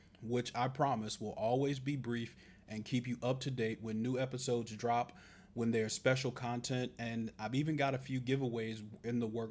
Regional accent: Charleston, South Carolina, United States; growing up in Charleston, South Carolina

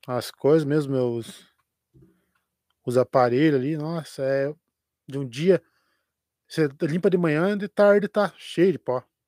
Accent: Curitiba metropolitan region, near the São Paulo border, Paraná, Brazil; now in Curitiba, Brazil; não sou não sou daqui de, de Curitiba, sou da região metropolitana, mas mais para a divisa que São Paulo

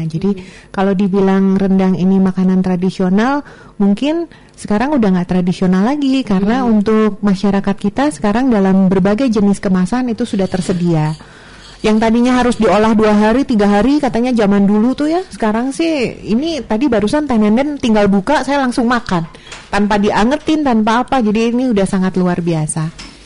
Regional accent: West Java, Indonesia; saya orang Sunda, tapi saya suka banget sama rendang.

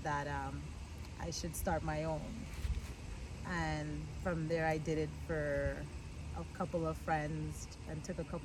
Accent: Trinidad & Tobago; moved away; Originally, I'm from Trinidad and Tobago.

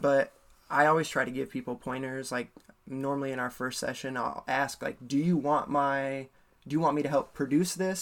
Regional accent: Ames, Iowa, United States; also born or lived in Minneapolis, Minnesota; I grew up in Ames, Iowa until I was like 19, and then I moved to Minneapolis for six years, and then I moved back here

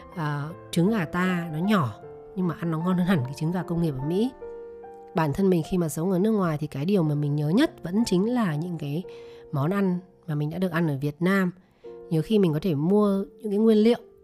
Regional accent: Vietnam; moved away as an adult; also born or lived in United States; mình người Việt Nam mình sinh ra lớn lên ở Việt Nam

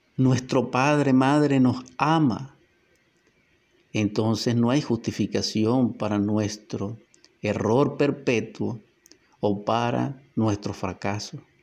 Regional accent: Venezuela; nuestra Venezuela

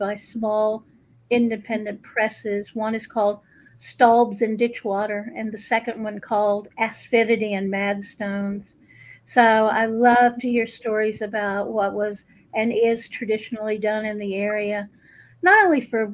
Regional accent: Buncombe County, North Carolina, United States; I'm a native. I was born in West Bagot, Buncombe County 67 years ago.

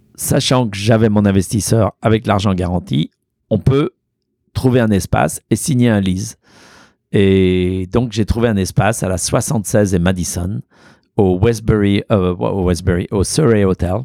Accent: Auvergne-Rhône-Alpes, France; also born or lived in Lyon; now in New York, United States; chez moi, à la maison, là où j'ai grandi. Et euh, il y a existé le café Boulu ah dans mon village, dans ma ferme

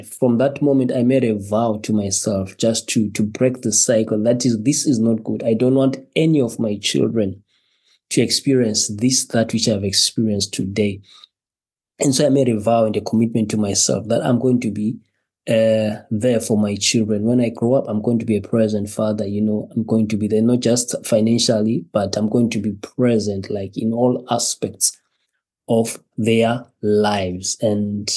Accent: Zimbabwe; moved away as an adult; now in Wolverhampton, United Kingdom; originally I'm from Zimbabwe. I was born in Zimbabwe here and just relocated to the United Kingdom with my wife and with my child and my son

